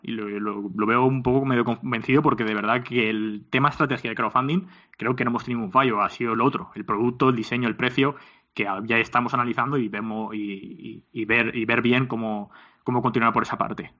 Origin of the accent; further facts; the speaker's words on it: Alicante, Valencian Community, Spain; tanto mi socio como yo, eh, mi socio Berna como yo, eh, somos de Alicante